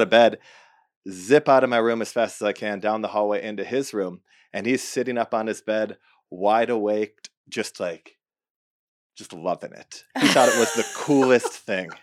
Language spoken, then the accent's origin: English; Midwest, United States; moved away; I grew up in the Midwest